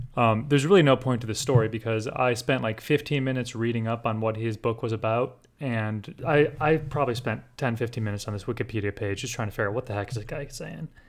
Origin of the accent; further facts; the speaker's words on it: Rockford, Illinois, United States; now in Florida, United States; Rockford, Illinois, where I'm from